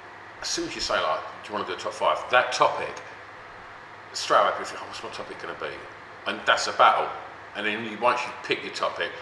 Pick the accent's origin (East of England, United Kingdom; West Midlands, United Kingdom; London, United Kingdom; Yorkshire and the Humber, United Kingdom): East of England, United Kingdom; Essex